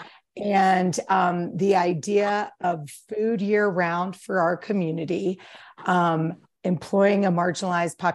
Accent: East Coast, United States; moved away as an adult; now in Jackson, United States; originally I'm from the East Coast

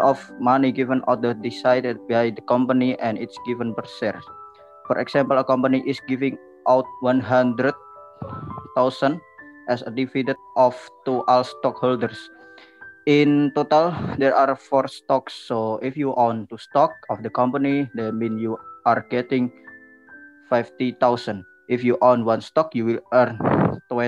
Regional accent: Rembang, Central Java, Indonesia; from Rembang

